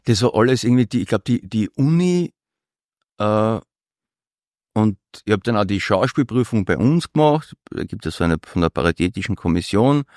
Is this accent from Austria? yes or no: yes; Vienna, Austria; als gelernter Europäer und noch mehr als gelernter Wiener